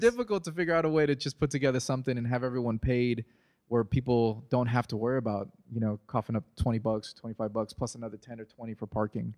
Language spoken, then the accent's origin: English; Oakland, California, United States; now in San Diego, United States; I'm from Oakland originally